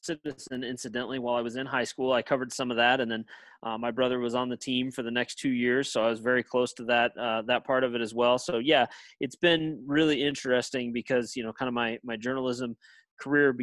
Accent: Platte City, Missouri, United States; also born or lived in St. Joseph, Missouri; my hometown in Platte City

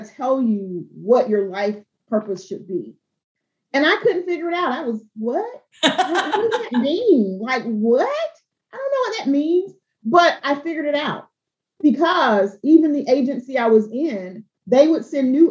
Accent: Albany, Georgia, United States; I'm from South Georgia. I'm from Albany, Georgia

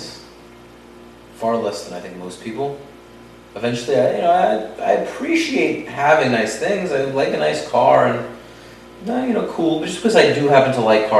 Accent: New York, United States; now in Florida, United States; growing up in New York and going to Times Square 389 times in your life

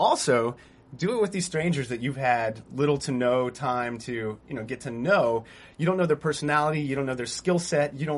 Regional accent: Texas, United States; moved away; I'm from Texas, too, originally.

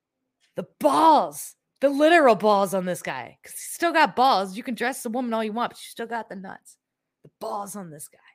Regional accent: Iowa, United States; I'm from Iowa.

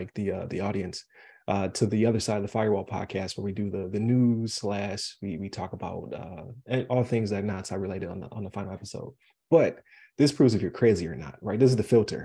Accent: Buffalo, New York, United States; now in Florida, United States; I'm from Buffalo.

